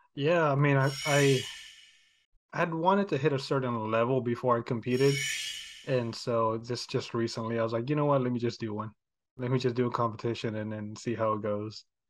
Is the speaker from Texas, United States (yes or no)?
yes; Houston, Texas, United States; I was born and raised here in Houston